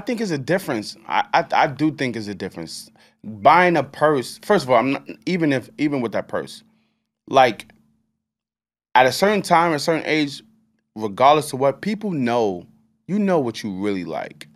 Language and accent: English; United States; I'm American